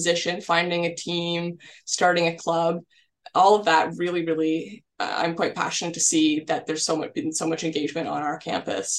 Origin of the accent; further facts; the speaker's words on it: Ottawa, Ontario, Canada; moved away as an adult; also born or lived in Kingston, Ontario; I'm from Ottawa, so I'm making a big move out to the big city